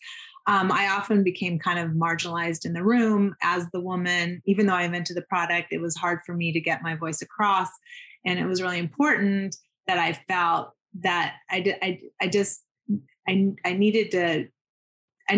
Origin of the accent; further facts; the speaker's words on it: Seattle, Washington, United States; also born or lived in Zurich, Switzerland / Manhattan, New York; now in New York, United States; moved to Seattle when I was two and grew up there